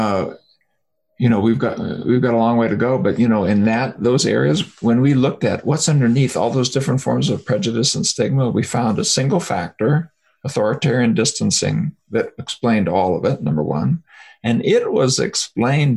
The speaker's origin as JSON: {"language": "English", "country": "United States", "said": "being American"}